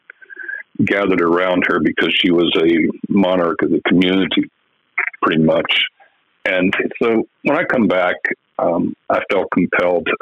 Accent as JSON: {"language": "English", "area": "Okeechobee County", "region": "Florida", "country": "United States", "tie": "born or raised there", "also_born_or_lived": "West Hollywood, Florida / Atlanta, Georgia", "said": "We had a dairy farm, my father had managed that for a number of years, and then we moved to Okeechobee County in 1956, where I stayed until I graduated high school"}